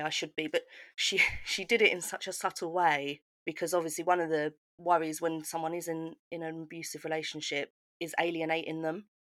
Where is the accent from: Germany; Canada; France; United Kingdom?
United Kingdom; I grew up just outside of London